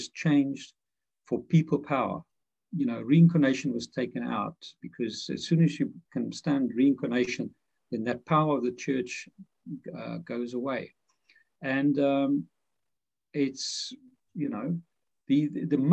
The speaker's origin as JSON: {"language": "English", "town": "Pretoria", "region": "Gauteng", "country": "South Africa", "tie": "born or raised there", "moved": "yes", "said": "I grew up in Dutch Reformed Church in Pretoria, South Africa, the heart of apartheid"}